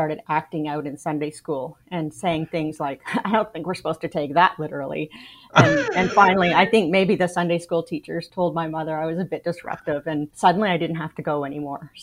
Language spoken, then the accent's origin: English; Canada; moved away as an adult; now in United States; I am Canadian. I was born in Canada, raised in Canada, lived there till I was 33